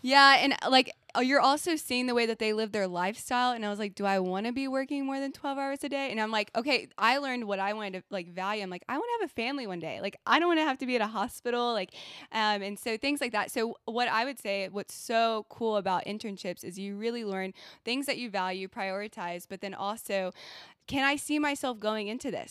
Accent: Texas, United States; moved away as an adult; now in Virginia, United States; so I'm from Texas

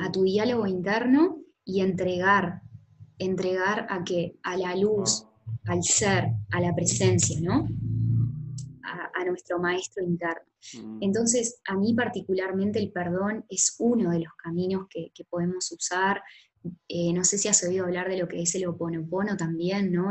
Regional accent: Florida, Uruguay; moved away; llegar acá a, Uruguay y particularmente a Florida, que es el lugar donde, donde yo nací

